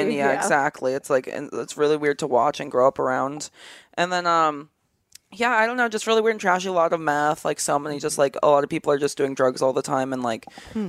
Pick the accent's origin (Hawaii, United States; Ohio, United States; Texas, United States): Hawaii, United States; Kauai; now in Los Angeles, United States; I grew up on Kauai, so like the smallest one